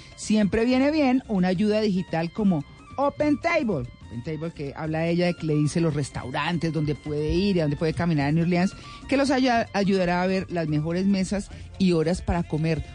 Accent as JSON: {"language": "Spanish", "area": "Colombian interior", "region": "Andean region", "country": "Colombia", "said": "como cachaco, como nos dicen los costeños"}